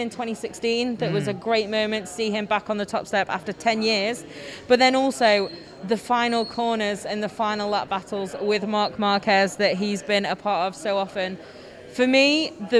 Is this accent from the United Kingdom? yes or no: yes; United Kingdom; accent: northern; my northern accent